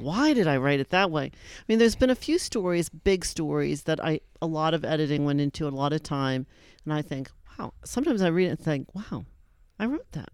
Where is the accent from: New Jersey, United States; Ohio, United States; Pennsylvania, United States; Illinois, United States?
Pennsylvania, United States; Erie; moved away; I was from Erie